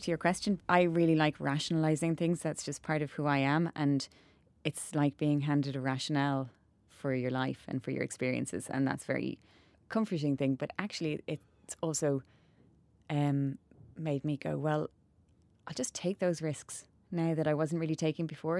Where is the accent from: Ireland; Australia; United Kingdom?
Ireland; Cobh, Munster; we grew up in Cove